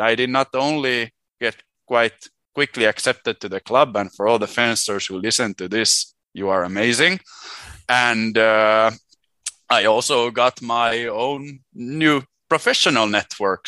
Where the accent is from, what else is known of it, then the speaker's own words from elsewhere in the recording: Helsinki, Uusimaa, Finland; first language Swedish and Finnish; English is a second language; moved away as an adult; also born or lived in Sweden; I was born in Helsinki in 93